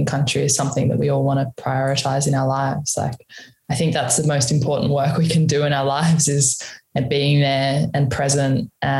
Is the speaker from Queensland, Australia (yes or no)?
no; Alice Springs, Northern Territory, Australia; moved away; also born or lived in Sydney; we moved back to Mantua, Alice Springs after that. So, yeah, I was there for pretty much my childhood, my teenage